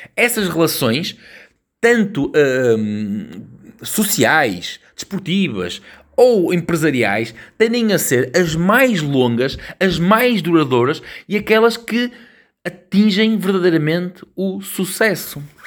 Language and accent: Portuguese; Portugal